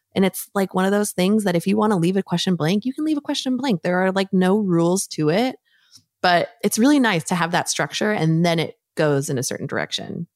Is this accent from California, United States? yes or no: yes; San Diego, California, United States; I grew up in San Diego